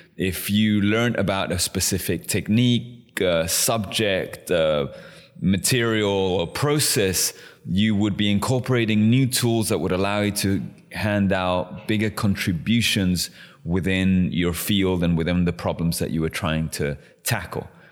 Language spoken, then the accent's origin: English; London, United Kingdom; also born or lived in Chile; I'm Chilean. I was raised in London.